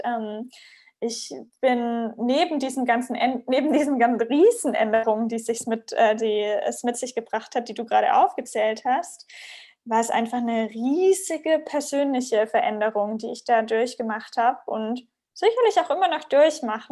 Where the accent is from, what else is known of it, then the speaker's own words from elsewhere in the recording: Southern Germany, Germany; moved away as an adult; also born or lived in Ghana; bin aus der Heimat ähm, in Süddeutschland weggezogen